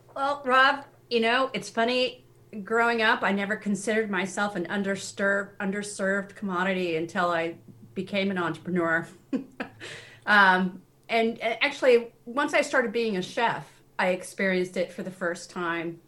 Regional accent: Seattle, Washington, United States; also born or lived in Tennessee; now in New England, United States; I grew up in Seattle

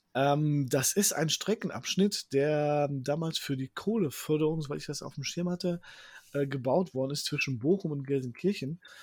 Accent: Poland; now in Herne, Germany; wir sind ja aus Polen

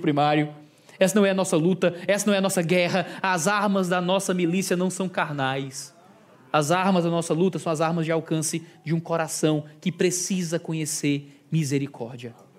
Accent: Ceará, Brazil; Eu sou do Ceará, sou um nordestino

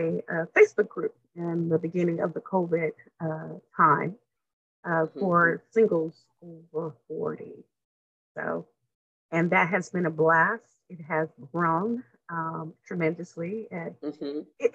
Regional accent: Southern California, United States; also born or lived in Vicksburg, Mississippi; now in San Francisco Bay Area, United States; I was born in Vicksburg, Mississippi, and came to California when I was a toddler

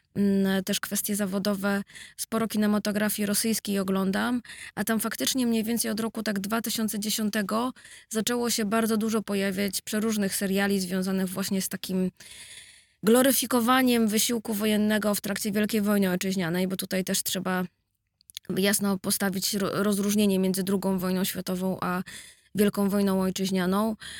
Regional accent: Warsaw, Masovian Voivodeship, Poland; jestem z Grochowa

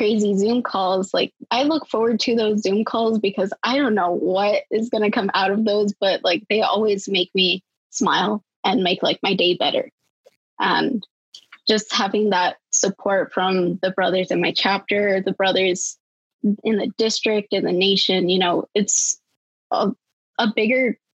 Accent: El Paso, Texas, United States; I grew up here in El Paso

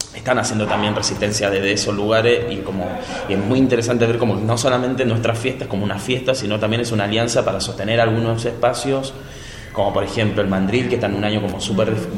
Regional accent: Chile; moved away; yo de chico, yo soy de Chile, en mi barrio

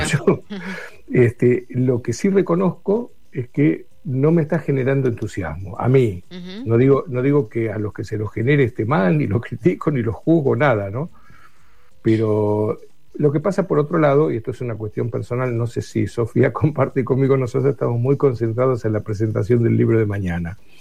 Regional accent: Buenos Aires, Argentina; somos porteños

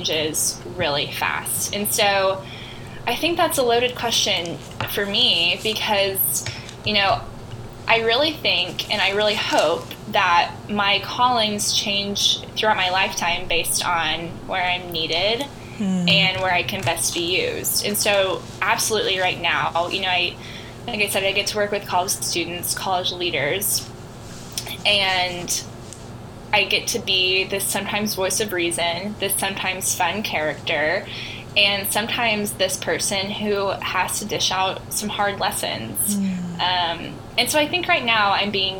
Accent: the Ozarks, United States; I am from the Ozarks

